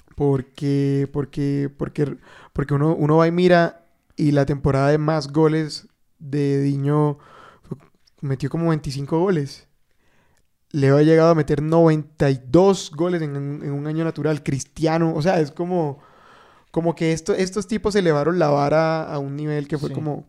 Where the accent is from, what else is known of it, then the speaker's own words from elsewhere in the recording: Bogotá, Colombia; los rolos